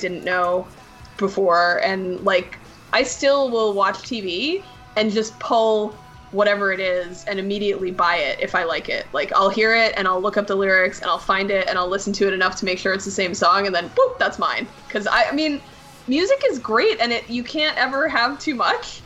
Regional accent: New Jersey, United States; moved away as an adult; also born or lived in Indiana; I was born here, but then I grew up in Jersey, and my parents grew up in Indiana, and then we lived in New Jersey from when I was 2 to when I was 18

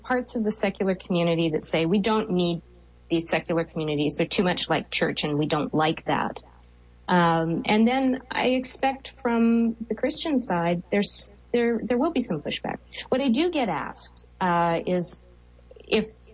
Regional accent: Canada; I'm a Canadian.

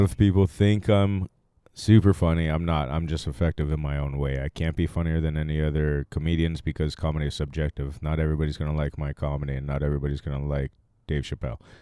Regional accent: Maui, Hawaii, United States; also born or lived in Silverton, Oregon; now in Los Angeles, United States; I was born in Silverton, Oregon, raised in Maui, Hawaii all my life

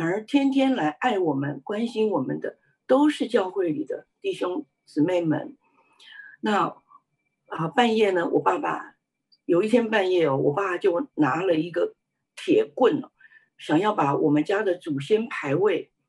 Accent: Taiwan; 我是在台湾出生的，呃，我的家里是一个拜偶像的家庭，虽然我们不是一个，呃，富有的家庭，但是却是一个和乐的家庭

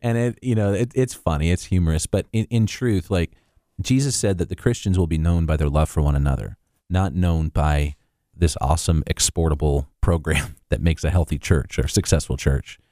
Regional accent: Hawaii, United States; growing up in Hawaii.

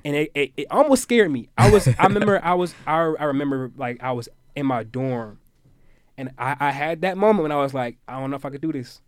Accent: Virginia Beach, Virginia, United States; I'm from Virginia Beach, Virginia

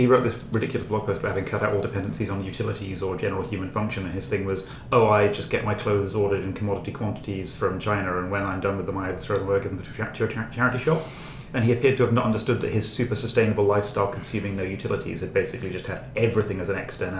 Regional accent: United Kingdom; Well, I am British.

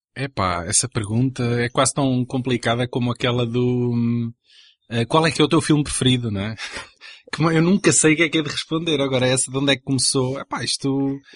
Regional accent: Anadia, Aveiro District, Portugal; Anadia, que é de onde eu sou, que isto é no distrito de Aveiro, agora é cidade, na altura era uma pequena vila, já tinha um cineteatro

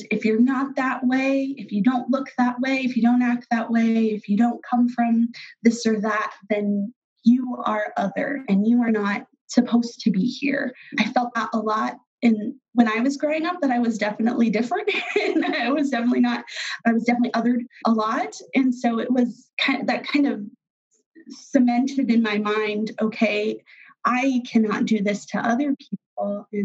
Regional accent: Dodge City, Kansas, United States; i saw this a lot when i was growing up in Dodge um, probably my later high school years before I went off to college

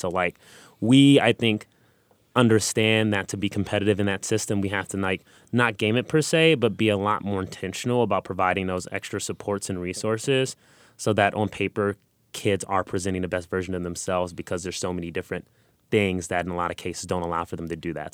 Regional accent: Los Angeles, California, United States; I grew up in South Central Los Angeles, and I grew up in poverty

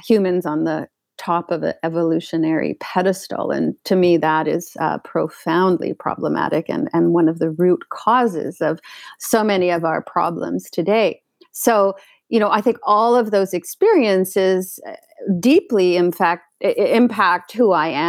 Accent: Canada; I grew up in Canada

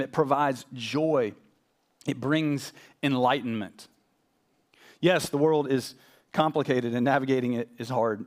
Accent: Nashville, Tennessee, United States; moved away as an adult; also born or lived in Arkansas / Austin, Texas / Louisville, Kentucky / West Texas; I grew up in Nashville

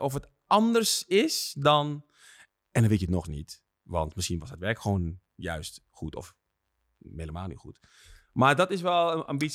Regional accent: Netherlands; Ik ben straatfotograaf en ik kom uit Nederland.

